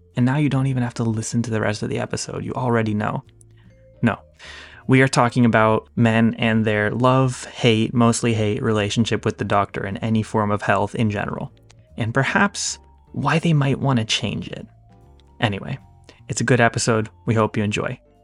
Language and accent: English; United States; I'm an American.